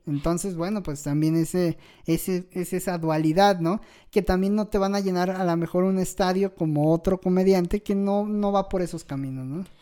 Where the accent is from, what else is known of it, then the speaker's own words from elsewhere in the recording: Mexico; como mexicanos